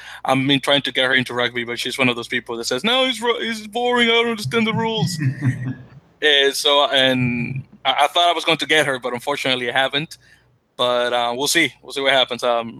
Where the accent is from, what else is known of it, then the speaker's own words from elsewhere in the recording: Dominican Republic; moved away; my home country, the Dominican Republic.